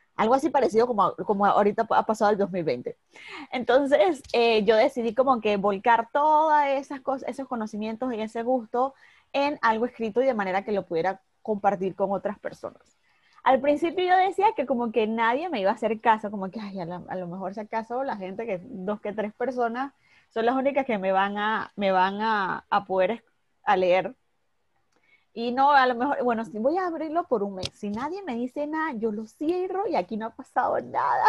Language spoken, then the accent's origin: Spanish; Panama City, Panama; soy de Panamá, de Ciudad de Panamá, acá en Centroamérica